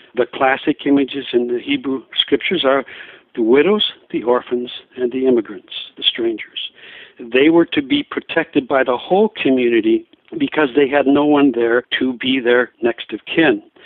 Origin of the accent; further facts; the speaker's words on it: Diocese of La Crosse, Wisconsin, United States; moved away as an adult; also born or lived in Seattle; I'm from the Diocese of La Crosse